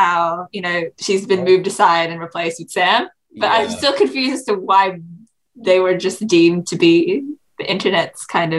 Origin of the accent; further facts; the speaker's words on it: Australia; growing up in Australia in general.